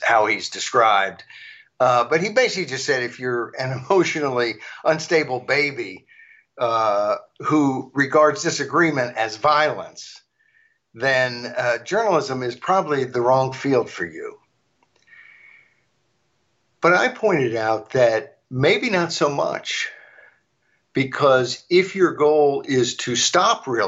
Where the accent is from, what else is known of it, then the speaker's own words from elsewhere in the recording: Arkansas, United States; moved away; Arkansas, my home state, years ago, where I grew up